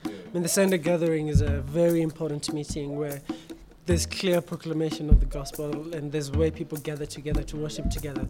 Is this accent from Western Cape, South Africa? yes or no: no; Tembisa, Gauteng, South Africa; moved away; also born or lived in Kempton Park; I grew up in Tembisa, so we are from the same township. Spent some time in Kempton Park as well, but mostly in Tembisa.